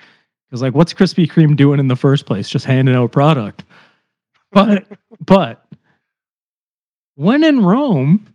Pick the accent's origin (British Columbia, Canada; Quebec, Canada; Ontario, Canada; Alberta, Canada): Ontario, Canada; Cambridge; now in Toronto, Canada; I've been in fucking Toronto for like 15 years, but yeah, sure. I'm from Cambridge.